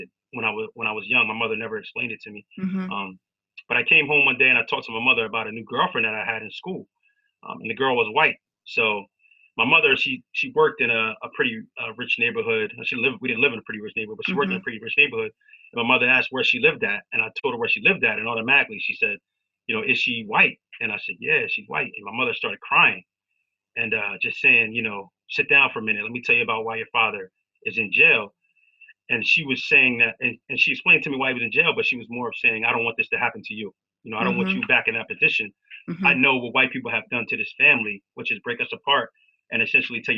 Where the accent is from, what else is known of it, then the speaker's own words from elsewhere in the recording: Wilmington, Delaware, United States; I grew up in Wilmington, Delaware